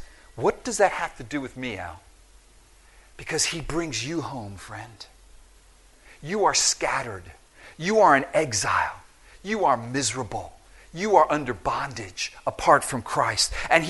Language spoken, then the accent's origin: English; Philippines; I'm from the Philippines. I speak Tagalog.